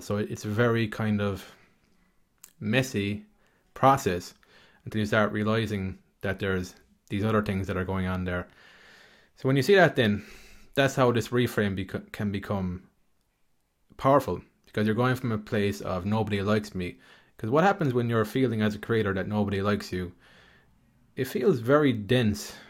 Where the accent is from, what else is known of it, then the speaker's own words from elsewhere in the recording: Ireland; I grew up in Ireland